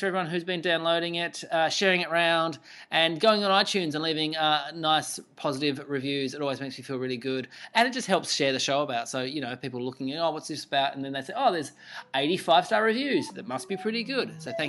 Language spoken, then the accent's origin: English; Burnie, Tasmania, Australia; He is also the first guest ever on the show from my hometown of Burnie.